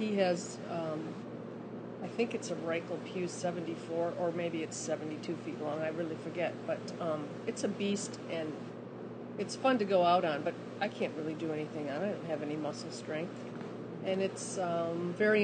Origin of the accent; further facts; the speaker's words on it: just north of Detroit, Michigan, United States; I grew up in Michigan, just north of Detroit